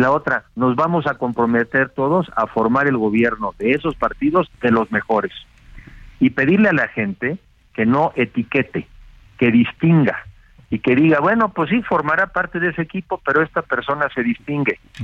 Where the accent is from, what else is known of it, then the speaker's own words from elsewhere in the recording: Mexico; como mexicanos